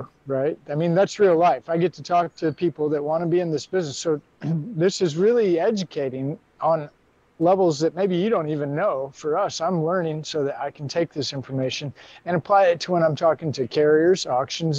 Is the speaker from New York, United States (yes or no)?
no; Missouri, United States; I'm from Missouri